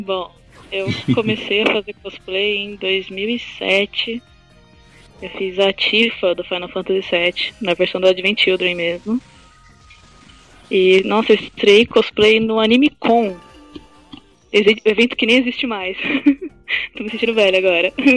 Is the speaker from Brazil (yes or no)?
yes; ABC Paulista, São Paulo, Brazil; eu sou do ABC